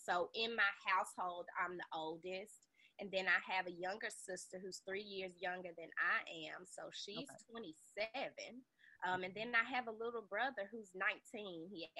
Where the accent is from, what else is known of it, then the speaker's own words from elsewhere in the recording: Memphis, Tennessee, United States; which is where I spent most of my life growing up in Memphis.